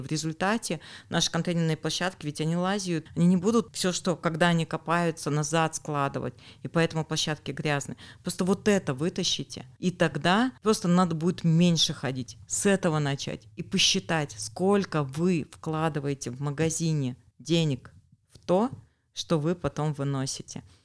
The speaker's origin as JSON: {"language": "Russian", "region": "Urals", "country": "Russia", "said": "мы, уральцы"}